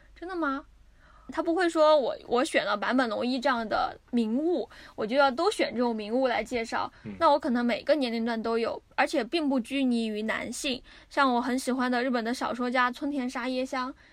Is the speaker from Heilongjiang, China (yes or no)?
no; Sichuan, China; also born or lived in Shanghai; now in Tokyo, Japan; 要我们四川人到上海